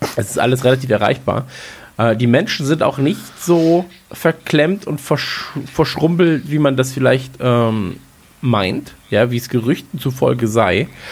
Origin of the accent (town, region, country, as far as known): North Rhine-Westphalia, Germany; born or raised there; now in Bavaria, Germany